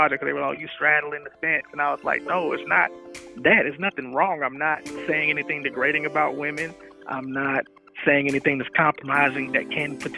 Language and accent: English; Atlanta, Georgia, United States; I'm from Atlanta